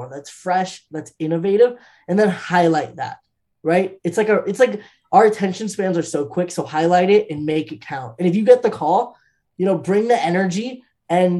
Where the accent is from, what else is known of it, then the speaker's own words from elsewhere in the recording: United States; I'm Indian American